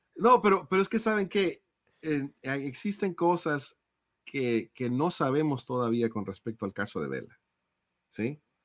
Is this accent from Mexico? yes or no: yes; Mexico; como mexicano